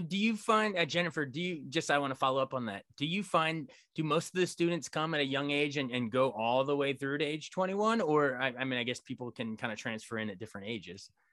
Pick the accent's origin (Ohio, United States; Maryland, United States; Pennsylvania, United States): Maryland, United States; Frederick; my hometown of Frederick, Maryland